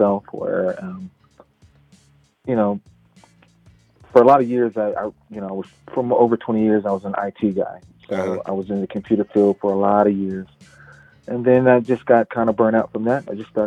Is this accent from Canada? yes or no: no; Charlotte, North Carolina, United States; I'm from Charlotte